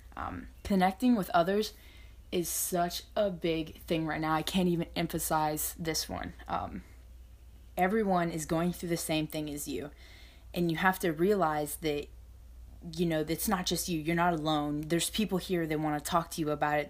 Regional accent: Northwest Florida, United States; I'm from Northwest Florida, and I'm currently a high school student.

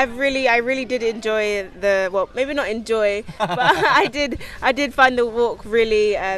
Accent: London, United Kingdom

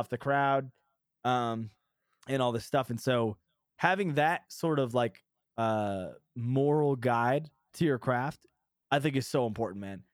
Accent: New Hampshire, United States; moved away; I'm from New Hampshire

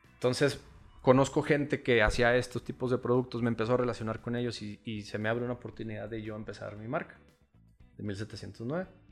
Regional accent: Chihuahua, Mexico; Yo nací aquí en, Chihuahua, Chihuahua, Chihuahua

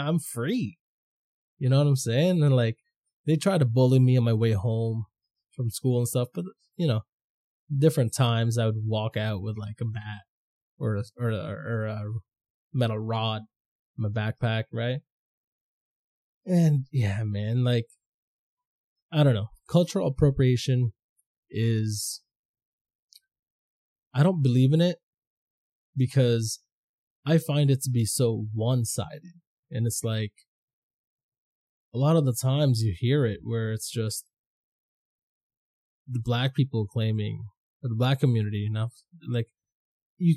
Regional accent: Toronto, Ontario, Canada; also born or lived in Philippines; I grew up in Scarborough, Danforth

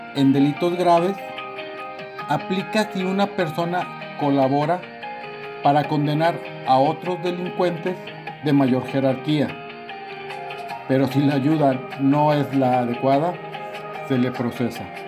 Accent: Mexico; Los mexicanos estamos acostumbrados

